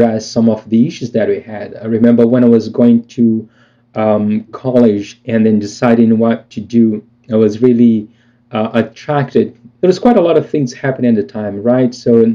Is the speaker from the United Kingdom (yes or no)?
no; Brazil; moved away; growing up in Brazil